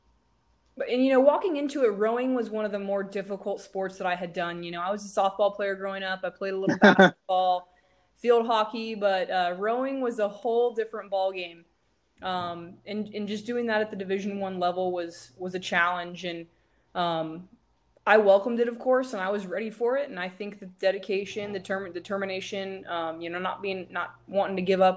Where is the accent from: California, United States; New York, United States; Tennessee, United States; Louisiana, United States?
California, United States; San Diego; moved away as an adult; now in Houston, United States; I'm from San Diego, and then went to school in Northern California